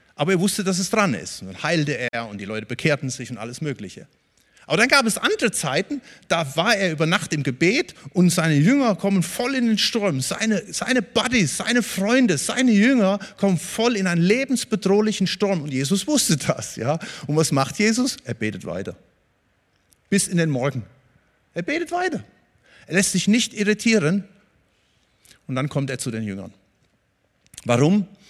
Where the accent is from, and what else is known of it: Germany